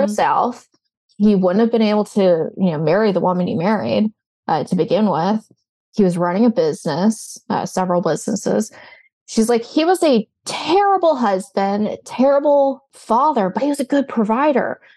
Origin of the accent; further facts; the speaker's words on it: New Orleans, Louisiana, United States; moved away; I'm originally from the New Orleans area.